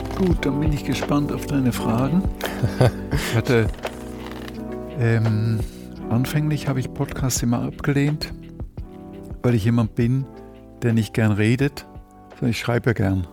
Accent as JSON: {"language": "German", "region": "Zurich", "country": "Switzerland", "tie": "born or raised there", "also_born_or_lived": "Brussels, Belgium / Bruges, Belgium / Hamburg, Germany", "first_language": "German", "moved": "as an adult", "lives_now": "Germany", "said": "Und dann sind wir nach Zürich gezogen und da war ich bis 22"}